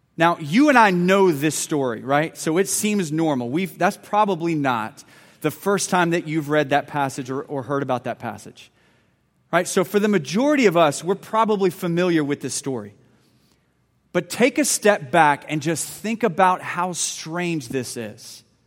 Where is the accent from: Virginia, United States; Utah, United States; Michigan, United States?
Virginia, United States; Lynchburg; I was born in Virginia Baptist Hospital in Lynchburg, Virginia